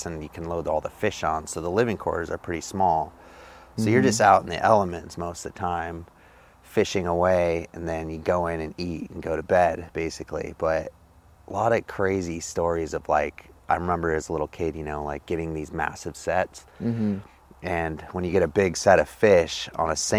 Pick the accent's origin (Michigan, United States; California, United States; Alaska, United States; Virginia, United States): Alaska, United States; Homer; I grew up here in Homer, Alaska, born and raised